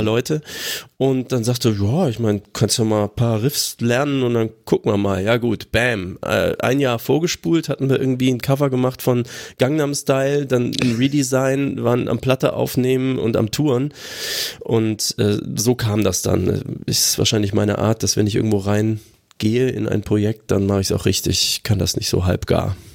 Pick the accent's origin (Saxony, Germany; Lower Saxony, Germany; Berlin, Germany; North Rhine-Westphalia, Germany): North Rhine-Westphalia, Germany; Aachen; Das Schwimmbad meiner Jugend in Aachen-Brand.